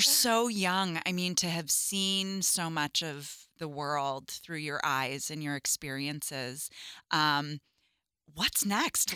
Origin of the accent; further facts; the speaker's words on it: Chicago, Illinois, United States; I grew up in Chicago